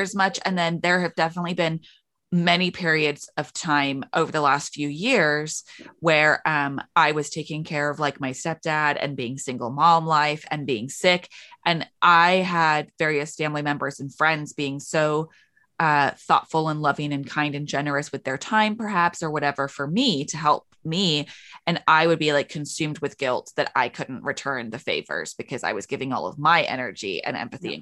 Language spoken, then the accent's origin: English; United Kingdom; we're both British